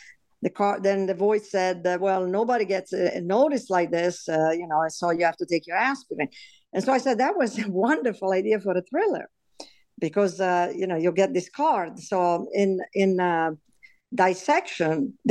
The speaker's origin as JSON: {"language": "English", "country": "Italy", "tie": "born or raised there", "also_born_or_lived": "New York City", "second_language": "English", "moved": "as an adult", "lives_now": "United States", "said": "I was born in Italy, and I came here actually after medical school. So by the time I came here, I really spoke very little English."}